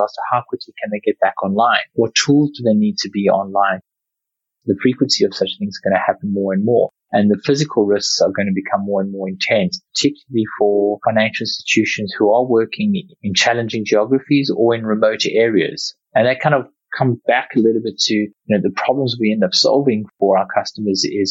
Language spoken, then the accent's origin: English; South Africa; growing up in South Africa